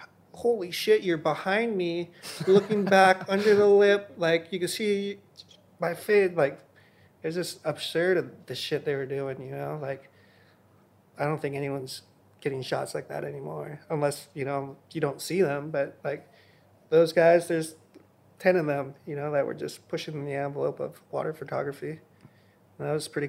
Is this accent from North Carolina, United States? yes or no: no; Hawaii, United States; I was born and raised in Hawaii.